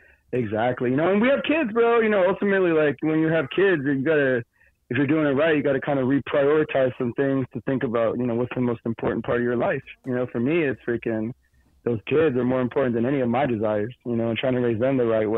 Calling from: Glendale, Arizona, United States; I'm right over here on the west side, man. Over here in Glendale, Peoria, Maryville, wherever I need to be.

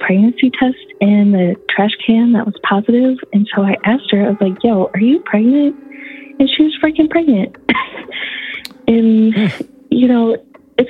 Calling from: Michigan, United States; I'm calling from Michigan

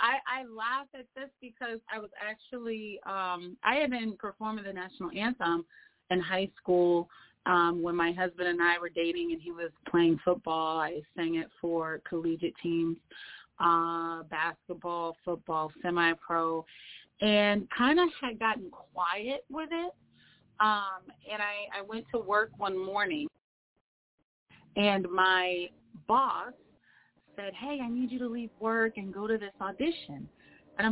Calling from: Springfield, Massachusetts, United States; But I'm calling from Springfield, Massachusetts, which is the home place for the NBA Hall of Fame.

